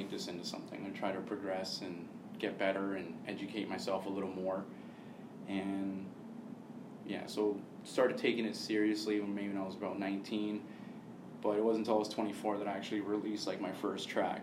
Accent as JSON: {"language": "English", "town": "Hamilton", "region": "Ontario", "country": "Canada", "said": "I'm from Hamilton, proud to be from Hamilton, love that city so much, I'm always going to love my city"}